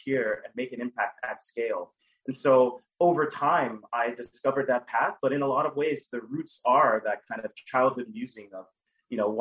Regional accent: Dallas, Texas, United States; I grew up in Dallas, Texas, with a single mother

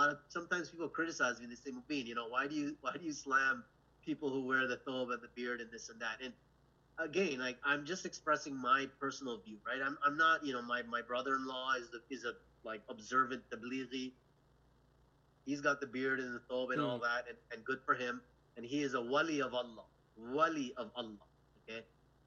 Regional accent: Canada; from Canada

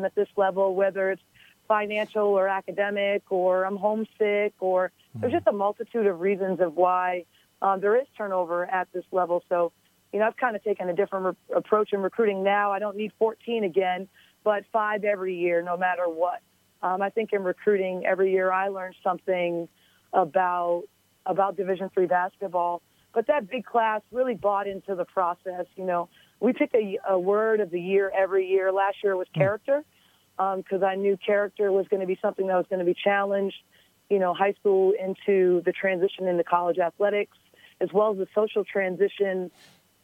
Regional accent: Boston, Massachusetts, United States; moved away as an adult; the city of Boston, which gave me so much love growing up as a kid

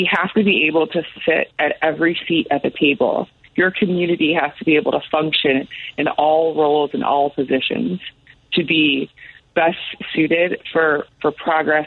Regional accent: Chicago, Illinois, United States; So I grew up in Logan Square, and this is not like today's Logan Square.

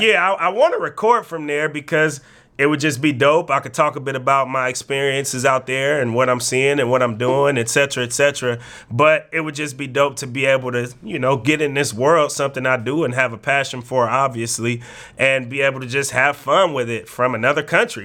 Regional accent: Bay Area, California, United States; moved away; also born or lived in Oregon; we both knew we came from the Bay Area, a place where it can be hard to make it out

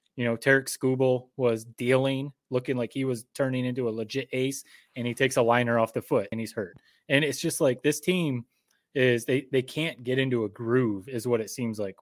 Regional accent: Michigan, United States; now in Connecticut, United States; born and raised in Michigan

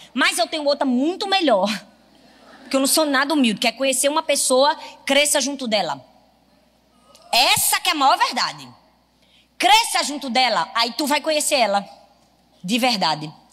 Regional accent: Northeast Region, Brazil; eu sou nordestina. E tenho muito orgulho de ser

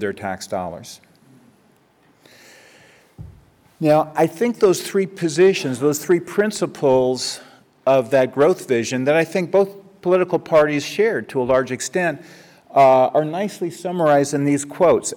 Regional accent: California, United States; I was a kid growing up in California

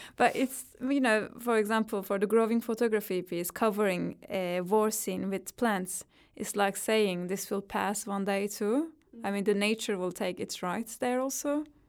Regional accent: Turkey; English is a second language; moved away as an adult; now in London, United Kingdom; I grew up in Turkey, so every experience that I had there is really rooted in my own spirit.

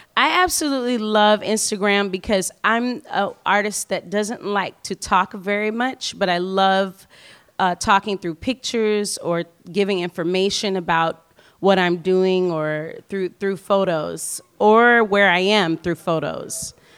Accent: New Orleans, Louisiana, United States; I'm from New Orleans

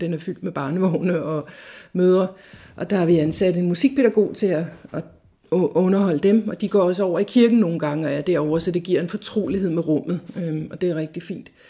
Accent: Farum, Capital Region of Denmark, Denmark; Jeg kommer fra Farum, der voksede jeg op i en helt almindelig familie

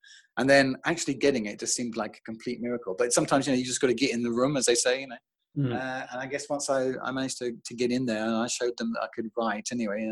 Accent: England, United Kingdom; moved away as an adult; now in France; as the English guy

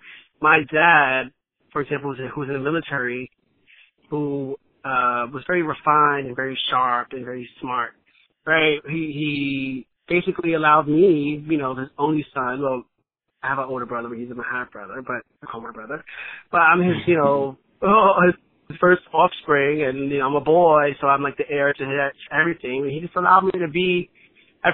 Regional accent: New York City, New York, United States; growing up in the Bronx

